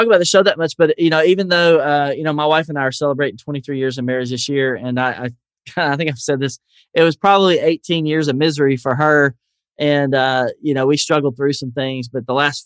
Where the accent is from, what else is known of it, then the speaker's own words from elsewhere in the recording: Nashville, Tennessee, United States; accent: Southern; although I am